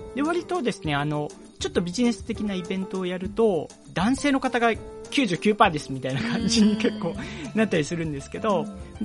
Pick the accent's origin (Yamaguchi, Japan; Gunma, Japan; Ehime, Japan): Ehime, Japan; moved away; also born or lived in Osaka; 愛媛出身だから、愛媛も盛り上げたいなと思って